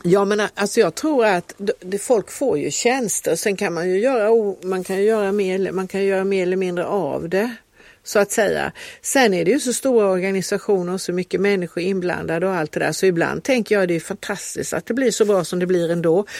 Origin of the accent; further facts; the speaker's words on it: Kalmar, Kalmar County, Sweden; now in Lund, Sweden; när vi växte upp i Kalmar